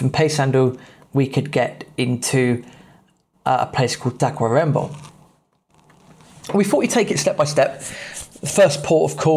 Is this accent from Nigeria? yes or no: no; England, United Kingdom; being English